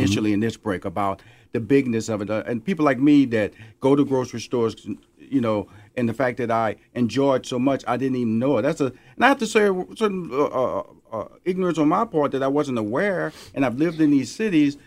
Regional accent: Houston, Texas, United States; now in Atlanta, United States; Houston, Texas, my hometown

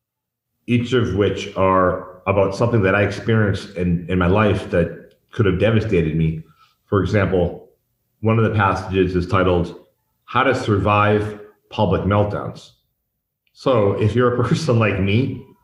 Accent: Boston, Massachusetts, United States; moved away as an adult; now in Mexico; I grew up in the Boston punk scene

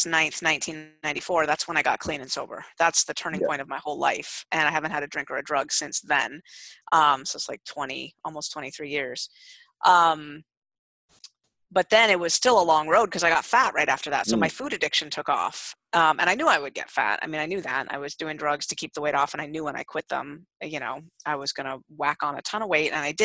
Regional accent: San Francisco, California, United States; I'm originally from San Francisco

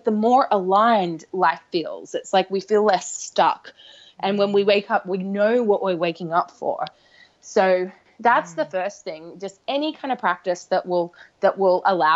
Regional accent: Australia; now in London, United Kingdom; I'm from Australia originally

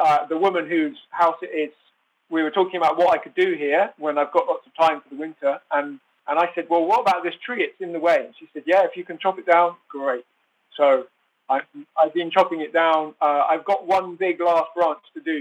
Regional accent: Oxford, South East England, United Kingdom; moved away as an adult; also born or lived in French Alps; So I'm originally from Oxford in England, and I spent about 30 years there

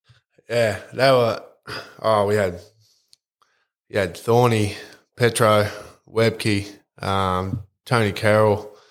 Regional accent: Yeppoon, Queensland, Australia; I went to school here in Yeppoon.

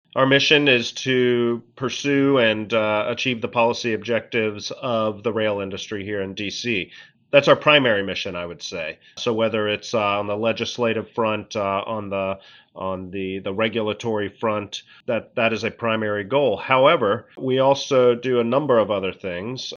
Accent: Lexington, Kentucky, United States; moved away as an adult; also born or lived in Athens, Georgia / Pittsburgh, Pennsylvania; now in Washington, D.C., United States; I really grew up in Lexington, Kentucky, uh, right in the central part of Kentucky, bluegrass region

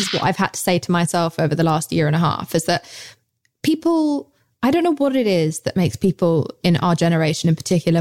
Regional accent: United Kingdom; accent: English; I'm British

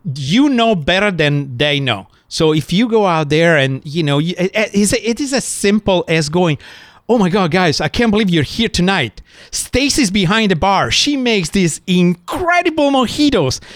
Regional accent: Italy; moved away; I was born in Italy, seven generation in hospitality. My mom was a fantastic chef in Italy

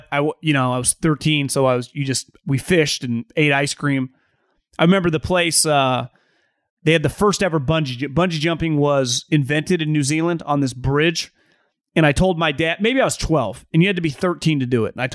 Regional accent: New Hampshire, United States; I'm from New Hampshire, native, born and raised.

